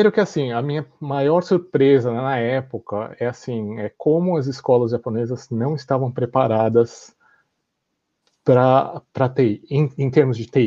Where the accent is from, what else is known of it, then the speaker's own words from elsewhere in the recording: São Paulo, Brazil; Uh, cresci no Brasil, em São Paulo, e então eu falava assim, nossa, mas o que será que um, um garoto do Japão faz